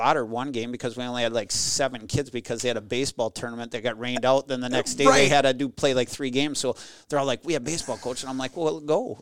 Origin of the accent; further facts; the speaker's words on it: Inver Grove Heights, Minnesota, United States; I grew up in Invergrove Heights, Minnesota, no family